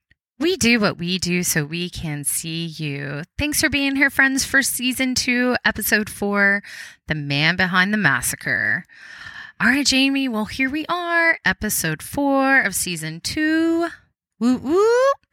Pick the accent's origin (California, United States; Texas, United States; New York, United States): Texas, United States; growing up in Texas, I pronounce it. So I'll probably say Salado.